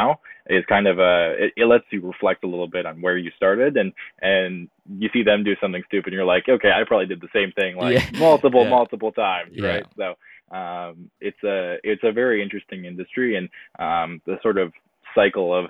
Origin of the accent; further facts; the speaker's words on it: Mount Albert, Ontario, Canada; I'm from Mount Albert, Ontario. So just east of Newmarket. So a little bit north of Toronto